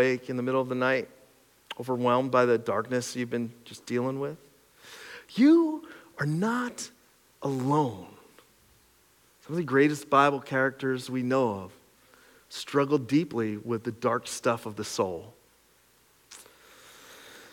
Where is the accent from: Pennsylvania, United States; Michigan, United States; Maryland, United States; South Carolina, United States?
Pennsylvania, United States; Cressona; I grew up in Cressona. I'm like Skook all the way through